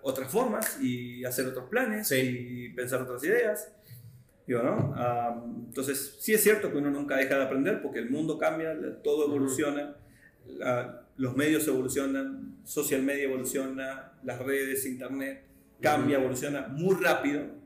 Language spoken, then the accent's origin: Spanish; Argentina; Yo vengo de Argentina